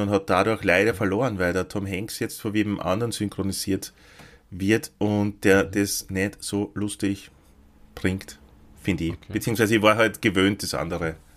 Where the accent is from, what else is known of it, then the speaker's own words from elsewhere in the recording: Lower Austria, Austria; in dem Ort wo ich aufgewachsen bin, natürlich keine gegeben, sondern im nächstgrößeren, in Krems.